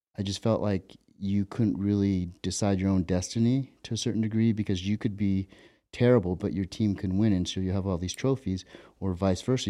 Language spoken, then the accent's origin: English; Ventura, California, United States; growing up in Ventura where I grew up.